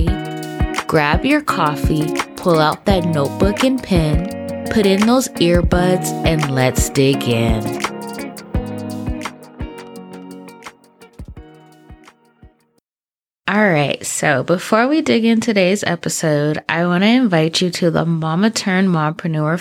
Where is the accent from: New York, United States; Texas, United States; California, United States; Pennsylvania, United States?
California, United States; Southern; also born or lived in San Diego; I'm from Southern California